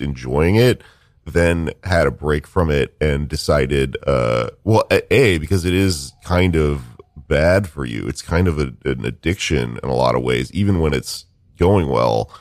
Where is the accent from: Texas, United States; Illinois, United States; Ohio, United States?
Texas, United States; now in New York, United States; I came to New York, right, because I am a weirdo from Texas